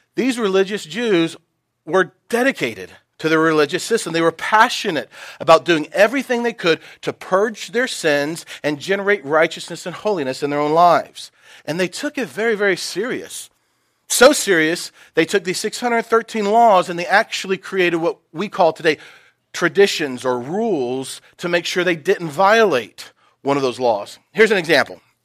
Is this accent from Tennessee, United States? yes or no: yes; Knoxville, Tennessee, United States; I grew up in Knoxville